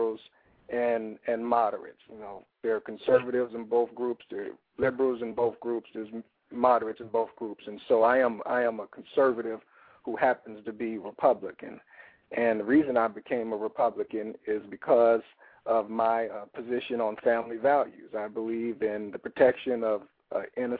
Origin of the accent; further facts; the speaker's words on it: Chicago, Illinois, United States; growing up in Woodlawn